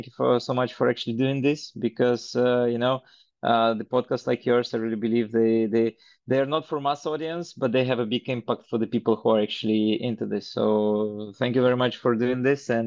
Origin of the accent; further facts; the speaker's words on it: Belarus; moved away as an adult; now in Estonia; I grew up in Belarus, because I'm an ex-Soviet Union person, so born in one country, then Belarus was for a long while the country where I lived, and for the last 10 years I live in Estonia